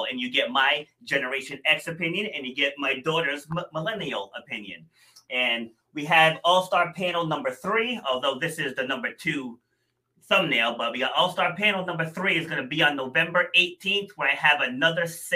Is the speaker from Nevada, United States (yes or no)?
no; Rhode Island, United States; also born or lived in New York City; I was born in New York City, but I spent the boat, I think we moved to Rhode Island when I was 2.5, I want to say. So I'm definitely from Rhode Island